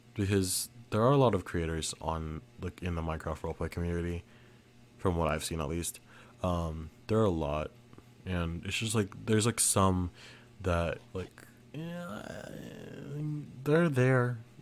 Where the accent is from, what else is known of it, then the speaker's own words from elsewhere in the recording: Philippines; I am Filipino